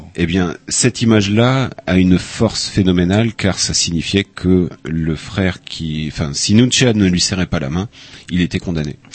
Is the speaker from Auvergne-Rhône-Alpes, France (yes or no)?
no; Upper Brittany, France; moved away as an adult; also born or lived in Phnom Penh, Cambodia; Haute-Bretagne, mais euh, c'est un abbé euh, dans mon village qui m'a appris l'accordéon